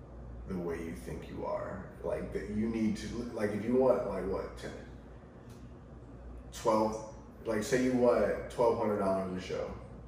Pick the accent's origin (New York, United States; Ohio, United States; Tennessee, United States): Ohio, United States; I grew up in the culture. I'm from Ohio